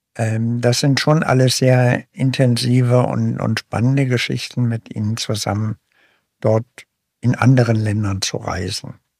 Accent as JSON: {"language": "German", "town": "Braunschweig", "region": "Lower Saxony", "country": "Germany", "tie": "born or raised there", "also_born_or_lived": "Leipzig / Berlin", "moved": "as an adult", "lives_now": "Bremen, Germany", "said": "dann in Braunschweig zur Schule gegangen und Studium gemacht"}